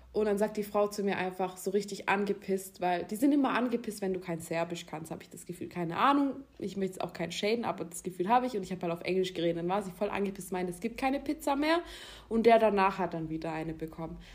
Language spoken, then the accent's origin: German; Germany; also born or lived in near Baden-Baden; das bin ich als, als Deutsche